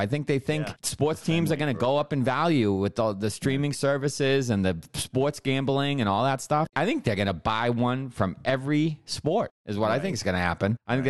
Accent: Boston, Massachusetts, United States; As a Red Sox fan and as a Bostonian, this pisses me off.

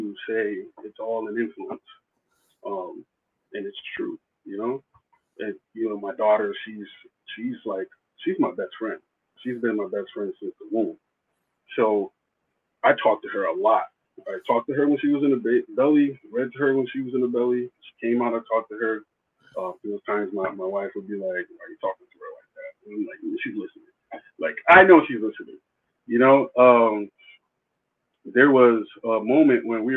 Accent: East Coast, United States; moved away; also born or lived in Texas; I'm from the East Coast.

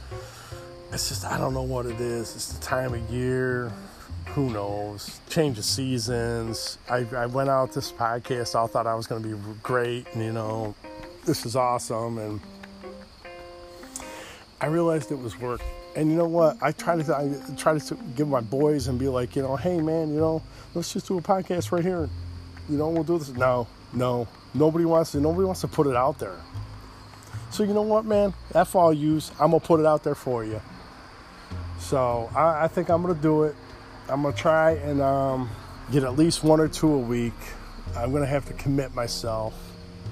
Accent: United States; Born in America, but my mom and dad, they were Irish and German

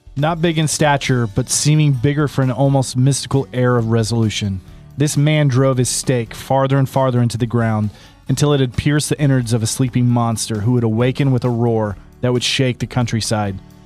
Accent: Oklahoma, United States; I'm from Oklahoma. This is kind of a way of life for a lot of us here

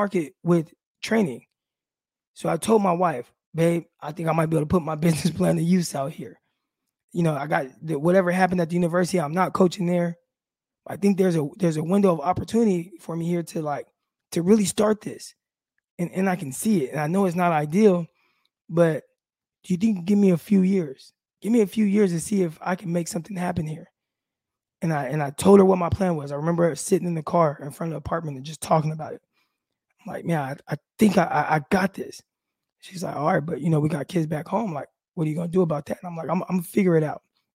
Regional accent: California, United States; moved away as an adult; we're from California

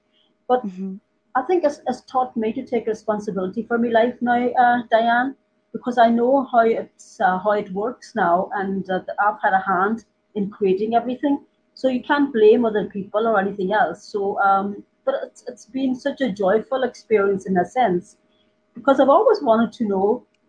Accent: Ireland; also born or lived in India; because you know that I was born in India, and religion's kind of a part of life there. But I was quite young when I left, and when we came to Ireland

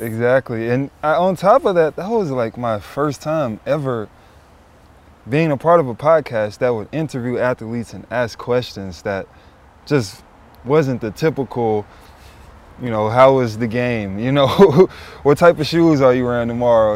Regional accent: Memphis, Tennessee, United States; moved away; We're from the south, I grew up in Memphis

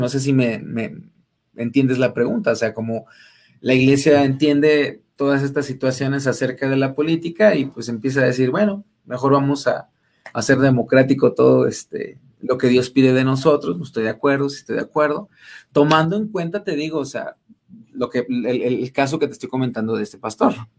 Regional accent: Mexico City, Mexico; moved away; also born or lived in Rayón, San Luis Potosí / Cárdenas, San Luis Potosí / Rioverde, San Luis Potosí; yo soy de allá de, bueno, soy, soy chilango, pero radiqué mucho tiempo ahí en, Rayón Cárdenas, Río Verde

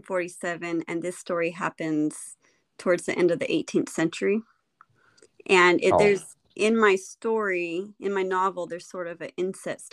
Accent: California, United States; I am from California

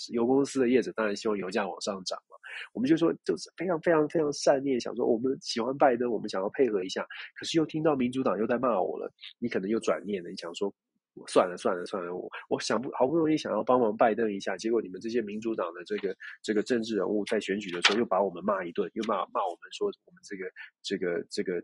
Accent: Taiwan; 我们关起门来，自己在台湾自己问自己了

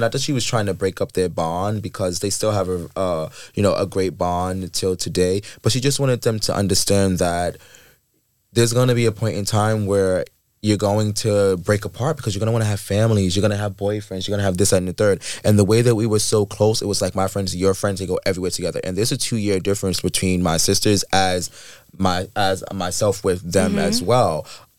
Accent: Queens, New York, United States; I grew up in the Queens, well, they call it Shadyville, if anyone knows.

